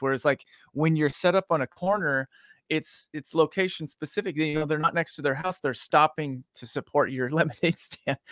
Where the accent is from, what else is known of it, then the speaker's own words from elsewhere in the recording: Boise, Idaho, United States; now in Dallas, United States; I grew up in Boise